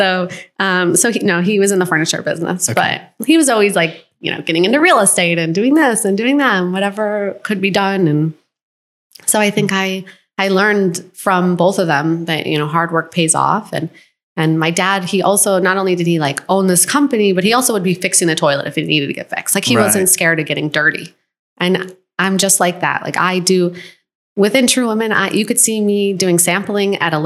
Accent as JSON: {"language": "English", "town": "Buffalo", "region": "New York", "country": "United States", "tie": "born or raised there", "also_born_or_lived": "Los Angeles", "moved": "as an adult", "said": "I grew up in New York, in upstate New York, and kind of a small town, Buffalo"}